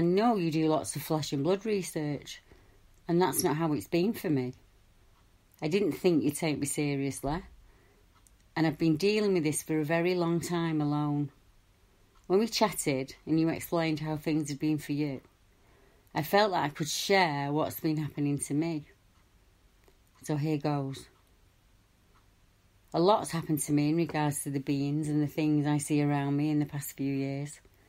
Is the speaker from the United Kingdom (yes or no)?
yes; Stockport, North West England, United Kingdom; I'm from Stockport.